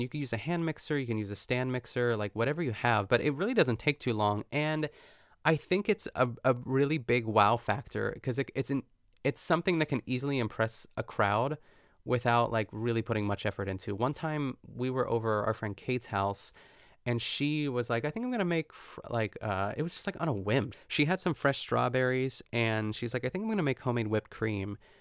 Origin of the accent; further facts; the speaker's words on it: North Huntington, Pennsylvania, United States; my hometown of North Huntington, Pennsylvania